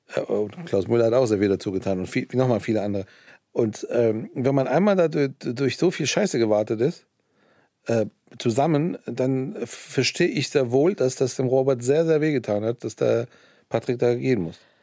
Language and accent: German; Iran; also born or lived in Hesse, Germany; now in Germany; ich bin ja im Iran aufgewachsen